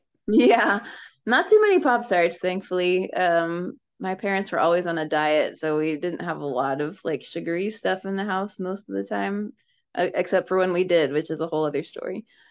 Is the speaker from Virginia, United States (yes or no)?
yes; Springfield, Virginia, United States; also born or lived in Washington, United States / upstate New York, United States; Mostly in the Washington, D.C. area. My dad was in the Navy, so I was born in Washington, and then we lived in Northern Virginia and in upstate New York for a good chunk of my childhood, but we settled in like Springfield, Virginia when I was 12.